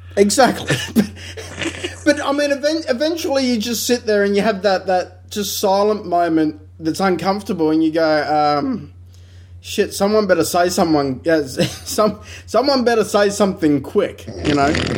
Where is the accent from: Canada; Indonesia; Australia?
Australia; we're very Australian